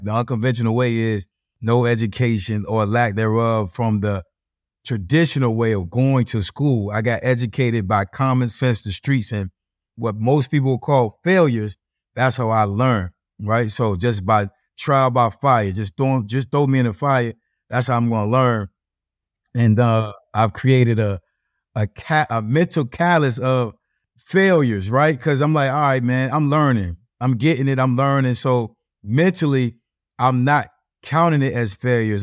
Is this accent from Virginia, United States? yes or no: yes; Norfolk, Virginia, United States; I'm from Norfolk, Virginia